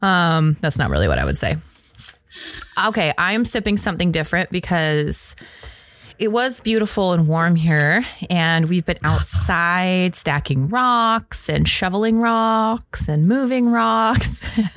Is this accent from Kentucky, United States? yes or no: no; Washington, United States; moved away; I'm from Washington. Wine country. Big time.